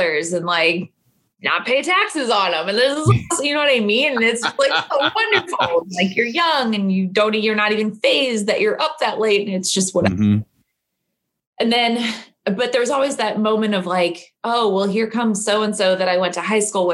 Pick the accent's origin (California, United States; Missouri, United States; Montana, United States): Missouri, United States; St. Louis; moved away as an adult; now in Louisville, United States; I am not from Kentucky. I am from St. Louis, Missouri